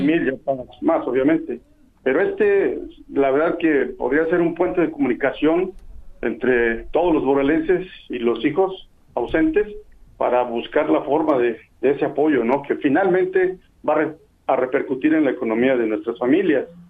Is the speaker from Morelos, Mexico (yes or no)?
yes; Axochiapan, Morelos, Mexico; now in Minnesota, United States; yo soy nativo de Azuchiapan